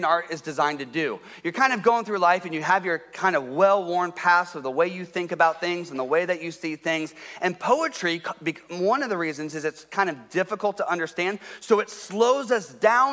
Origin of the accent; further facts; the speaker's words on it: Columbus, Ohio, United States; moved away as an adult; also born or lived in Detroit, Michigan; I grew up in Columbus, Ohio.